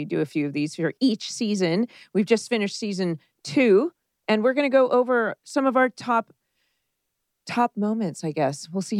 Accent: Dana Point, California, United States

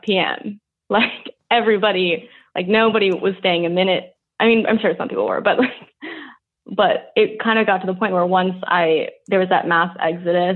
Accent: New York City, New York, United States; also born or lived in Wyoming; I've lived in New York my whole life

